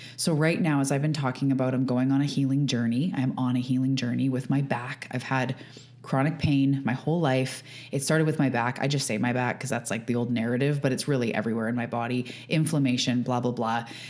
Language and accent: English; Canada; I am a Canadian. I live on the west coast of Canada on Vancouver Island